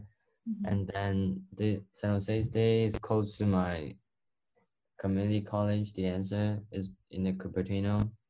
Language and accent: English; Macau; English is a second language; now in United States; I'm from Macau